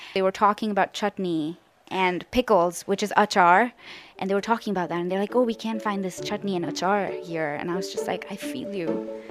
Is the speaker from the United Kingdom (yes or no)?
no; Bangalore, Karnataka, India; I am 23 years old, and I am from Bangalore, India.